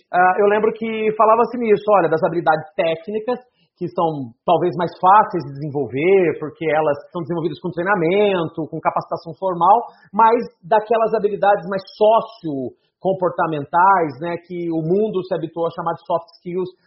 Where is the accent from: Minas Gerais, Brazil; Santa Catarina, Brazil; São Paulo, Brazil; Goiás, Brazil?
São Paulo, Brazil; Eu sou do interior de São Paulo, fui para São Paulo fazer um treinamento onde lá falava sobre seleção por competências.